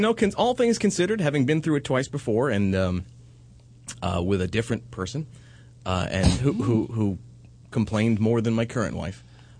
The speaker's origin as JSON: {"language": "English", "region": "New York", "country": "United States", "said": "I'm from New York, and I say wolf."}